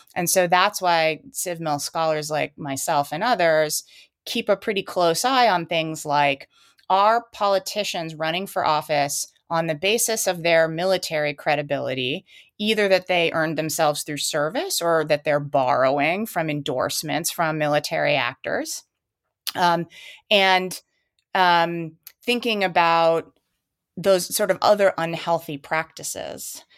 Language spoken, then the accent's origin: English; United States; as an American